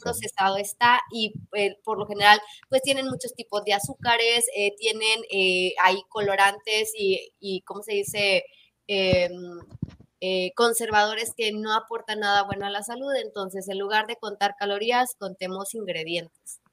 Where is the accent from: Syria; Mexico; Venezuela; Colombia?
Mexico; nosotros como mexicanos